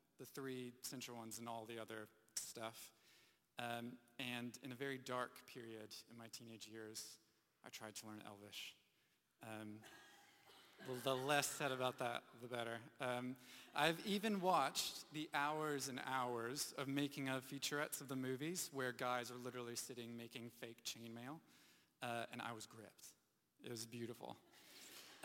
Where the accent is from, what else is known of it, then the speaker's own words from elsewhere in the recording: United States; moved away; growing up in the U.S., living through some hurricanes